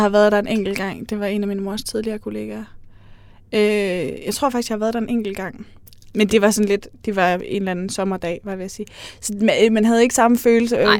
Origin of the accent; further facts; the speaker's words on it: Aarhus, Central Denmark Region, Denmark; jeg er fra Aarhus